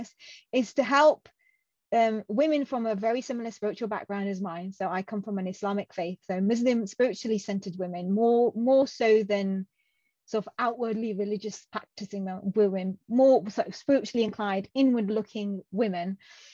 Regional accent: Coventry, West Midlands, United Kingdom; first language Punjabi; moved away as an adult; also born or lived in Pakistan; now in Birmingham, United Kingdom; I was born in a city called Coventry, which is about 40-minute

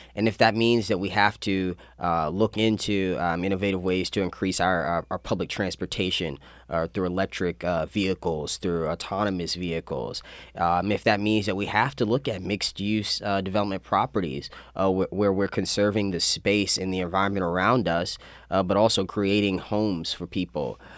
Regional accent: Annapolis, Maryland, United States; also born or lived in Severna Park, Maryland / Baltimore, Maryland; Yeah, so I lived in Annapolis for about 11 years. Uh, prior to, I lived in Severna Park, Baltimore. Uh, but we kind of made this home uh, once I started middle school

